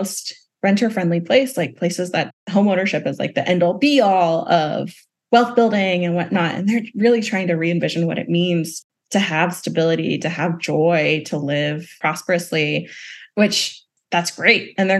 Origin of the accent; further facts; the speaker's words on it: the South, United States; And then especially as a Southerner born and raised, I'm particularly inspired by Southern organizers.